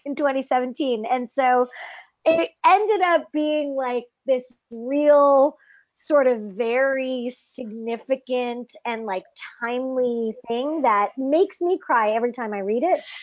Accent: United States; first language English; I'm French Canadian, but I grew up in the states, so I'm the only one in my family who's sort of English first

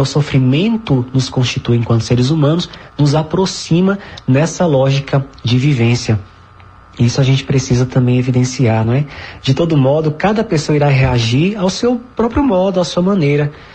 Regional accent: Northeast Region, Brazil; nós somos nordestinos, tão envolvidos com essa festa

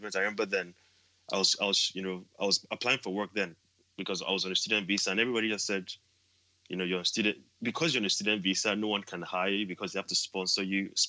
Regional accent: Nigeria; moved away as an adult; also born or lived in Edinburgh, United Kingdom; now in United Kingdom; being a Nigerian, you know, being kind of an immigrant as well

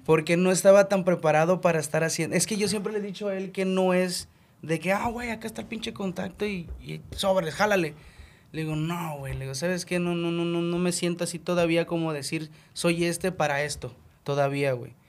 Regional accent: Chetumal, Quintana Roo, Mexico; vengo de Chetumal

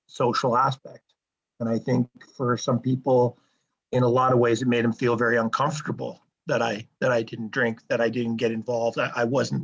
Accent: Sherwood Park, Alberta, Canada; also born or lived in Toronto, Ontario; I grew up in Sherwood Park. I grew up in Toronto first, but I grew up in Sherwood Park

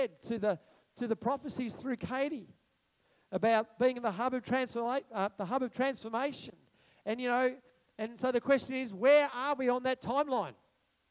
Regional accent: Australia; I'm an Australian.

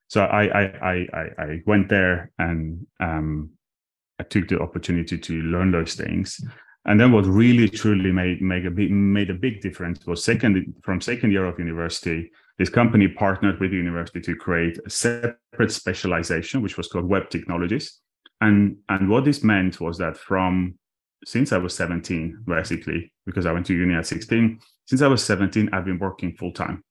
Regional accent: Armenia; English is a second language; moved away; I was born in Armenia, uh, just after the collapse of the Soviet Union. And, uh, in a tiny town with twenty thousand people

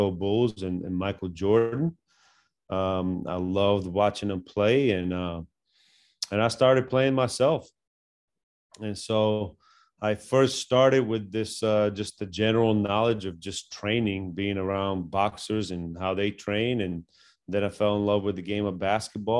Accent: Bulgaria; moved away; I grew up in Bulgaria

